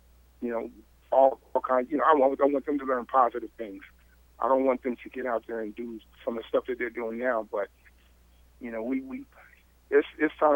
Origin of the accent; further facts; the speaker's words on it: Riverside, California, United States; I grew up in Riverside